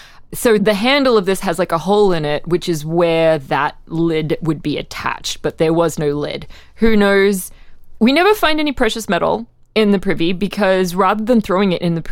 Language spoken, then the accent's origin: English; Australia; I'm from Australia, where literally our prime minister in the 1980s, Bob Hawke, was the Guinness World Record holder for the fastest drinker of a yard glass of beer.